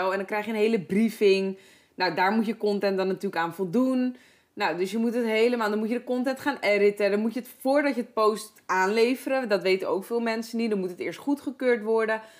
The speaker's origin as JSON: {"language": "Dutch", "area": "Heerhugowaard", "region": "North Holland", "country": "Netherlands", "said": "ik kom uit Herengewaard vandaan"}